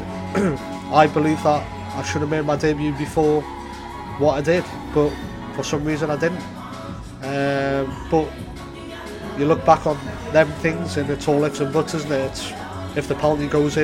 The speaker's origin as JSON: {"language": "English", "town": "Newcastle upon Tyne", "region": "North East England", "country": "United Kingdom", "tie": "born or raised there", "moved": "as an adult", "lives_now": "Amsterdam, Netherlands"}